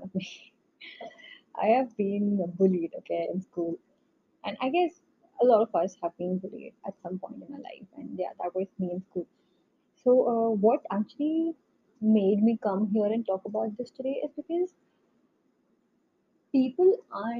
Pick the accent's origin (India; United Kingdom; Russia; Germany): India; North India; accent: North Indian; moved away; my North Indian accent